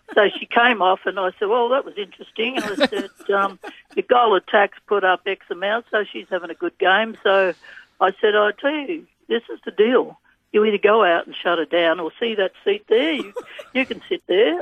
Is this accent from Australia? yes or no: yes; Australia; being an Australian